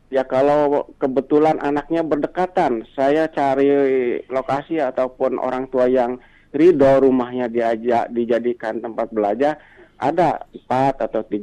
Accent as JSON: {"language": "Indonesian", "town": "Bandung", "region": "West Java", "country": "Indonesia", "said": "kepada sekaligus kepada orang Bandung karena saya juga asli dari Bandung."}